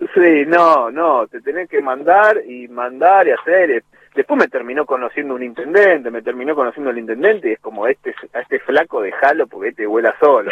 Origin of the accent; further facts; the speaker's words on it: Monte Grande, Buenos Aires Province, Argentina; also born or lived in Lanús; Nací en Lanús, a los ocho años me fui a vivir a Montegrande por el laburo de mi viejo. Y me crié en Montegrande hasta los 22.